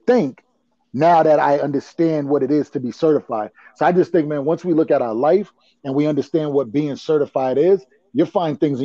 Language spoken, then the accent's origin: English; Providence, Rhode Island, United States; Grew up in Rhode Island, Providence, that little speck on the map.